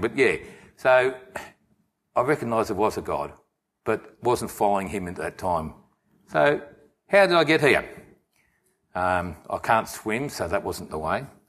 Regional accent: Nuneaton, West Midlands, United Kingdom; moved away; I was born in England, a place called Nuneaton.

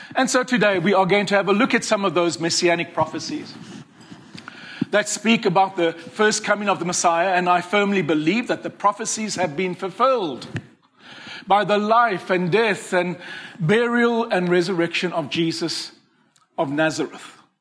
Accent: Cape Town, Western Cape, South Africa; I come from Cape Town

